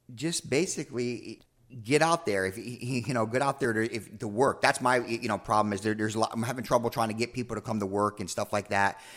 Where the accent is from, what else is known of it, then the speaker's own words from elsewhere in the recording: New York, United States; moved away as an adult; also born or lived in Atlanta; I'm from New York